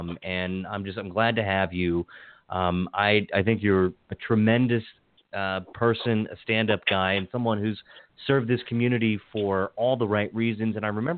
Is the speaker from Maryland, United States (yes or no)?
yes; Hagerstown, Maryland, United States; moved away as an adult; also born or lived in Pittsburgh / Washington, D.C.; now in North Potomac, United States; I grew up in Hagerstown. I lived there until and you know, I went to high school there, and then mm-hmm. went to Pittsburgh for a bit, and then came back, and then lived in D.C., kind of lived all over the place